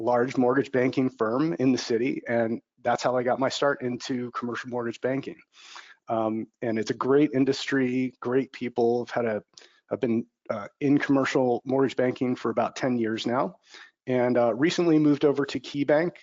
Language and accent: English; Bay Area, California, United States; moved away as an adult; also born or lived in Los Angeles, United States; I'm from the Bay Area